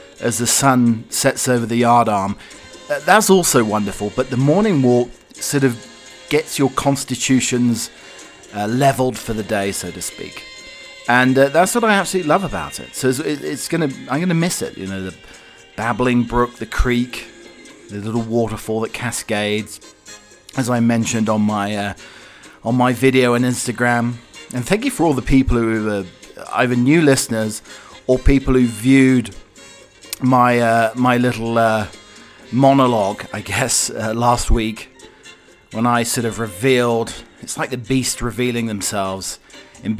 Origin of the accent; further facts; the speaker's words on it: United Kingdom; now in Colorado, United States; your British butler